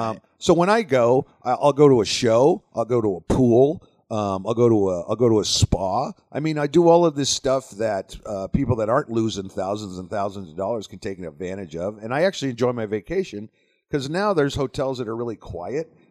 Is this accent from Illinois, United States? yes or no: no; Las Vegas, Nevada, United States; my brother and I grew up around Las Vegas.